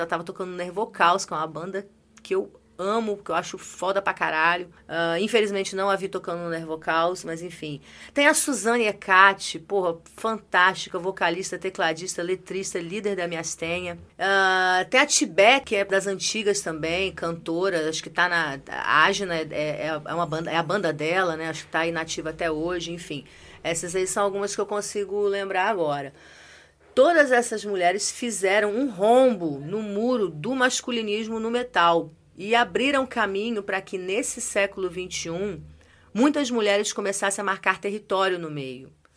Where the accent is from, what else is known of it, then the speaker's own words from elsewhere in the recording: Brazil; eu sou brasileiro